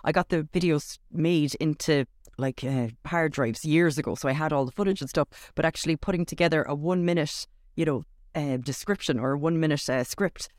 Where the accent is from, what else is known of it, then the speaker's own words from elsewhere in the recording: Cork, Munster, Ireland; I'm from Cork